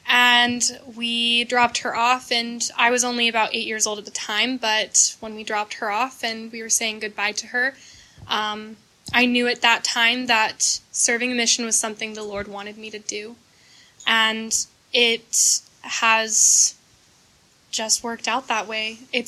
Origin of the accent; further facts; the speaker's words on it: Murray, Utah, United States; I'm from Murray, Utah